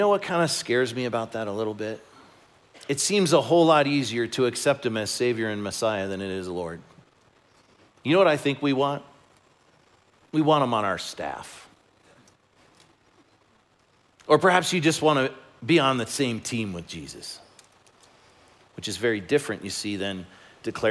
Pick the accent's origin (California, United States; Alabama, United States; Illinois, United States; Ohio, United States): Illinois, United States; Chicago; moved away; I grew up in Chicago